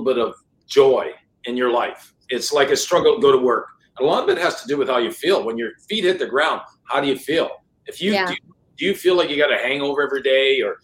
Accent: Sudbury, Ontario, Canada; first language French; English is a second language; moved away as an adult; also born or lived in San Diego, California; now in Jacksonville, United States; growing up in Canada, Sudbury, 20 years

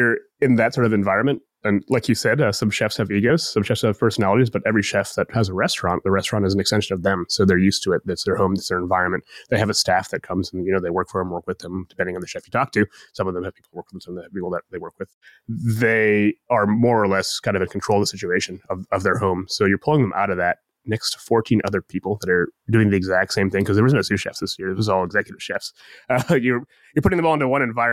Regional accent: Columbus, Ohio, United States; My parents are from Bangladesh and I was born in Columbus

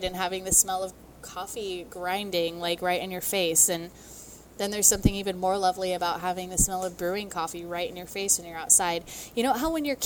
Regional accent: Oregon, United States; I grew up in Oregon

